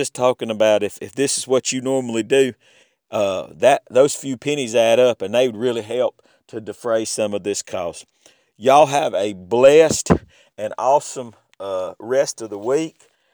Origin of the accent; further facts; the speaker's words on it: Southern, United States; accent: Southern; I don't worry so much about how Southern I sound. My accent just comes all out